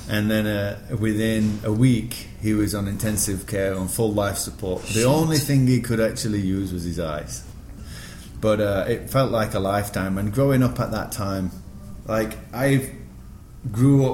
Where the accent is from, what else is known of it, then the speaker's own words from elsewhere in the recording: Sheffield, Yorkshire and the Humber, United Kingdom; moved away as an adult; also born or lived in Singapore; now in New York, United States; I'm born and bred in Sheffield.